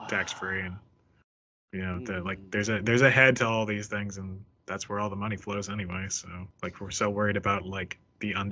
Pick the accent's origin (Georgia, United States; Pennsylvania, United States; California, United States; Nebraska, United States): Pennsylvania, United States; Philadelphia; I'm from Philly